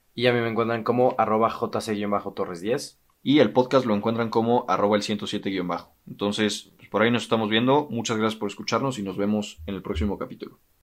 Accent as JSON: {"language": "Spanish", "country": "Mexico", "said": "los que somos mexicanos"}